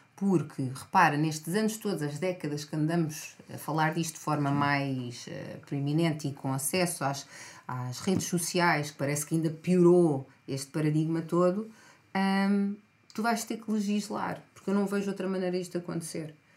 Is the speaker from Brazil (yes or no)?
no; Outurela, Lisbon, Portugal; eu cresci em Outurela